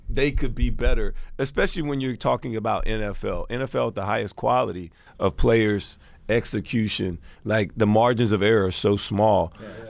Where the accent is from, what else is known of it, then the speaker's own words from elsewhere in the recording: Alabama, United States; myself growing up in Alabama